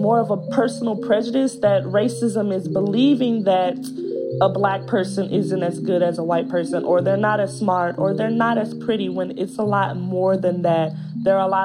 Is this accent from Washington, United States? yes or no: no; San Leandro, California, United States; I'm 11 years old. I'm from San Leandro, California.